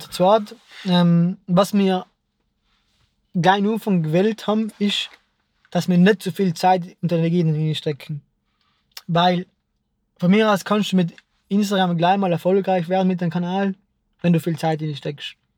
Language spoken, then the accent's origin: German; South Tyrol, Trentino-Alto Adige, Italy; bei uns in Südtirol